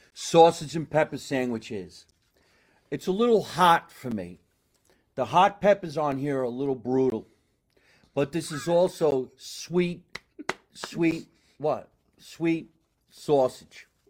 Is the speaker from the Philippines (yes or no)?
no; Scotch Plains, New Jersey, United States; here in my hometown of Scotch Plains.